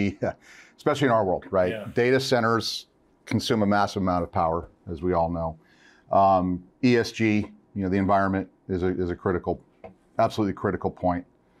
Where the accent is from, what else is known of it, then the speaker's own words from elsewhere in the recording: California, United States; So I'm a California boy, born and bred.